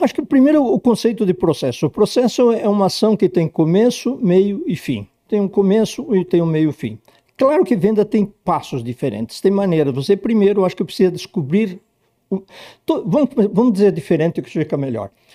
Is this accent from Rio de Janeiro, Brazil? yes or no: no; Ipê, Rio Grande do Sul, Brazil; moved away as an adult; also born or lived in Porto Alegre; now in São Paulo, Brazil; eu nasci num distritozinho de Vacaria, hoje um município chamado Vila Ipê